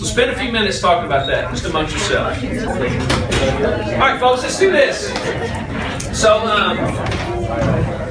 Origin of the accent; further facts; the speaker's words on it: Louisiana, United States; moved away; for the better part of my life, I was educated, if you can call it that, in Louisiana